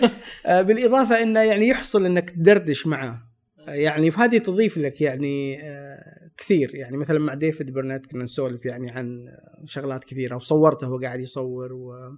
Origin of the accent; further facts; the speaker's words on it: Saudi Arabia; انا من السعوديه وادرس تصوير